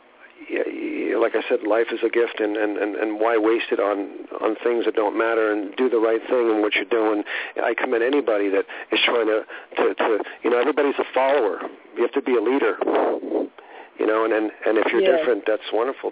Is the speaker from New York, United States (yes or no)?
no; Southern California, United States; moved away; also born or lived in Hollywood, California / Hawaii / Las Vegas; I grew up in Southern California